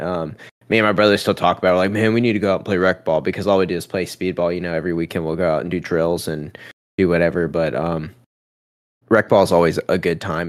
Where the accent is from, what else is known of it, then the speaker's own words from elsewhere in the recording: Charleston, South Carolina, United States; my hometown in Charleston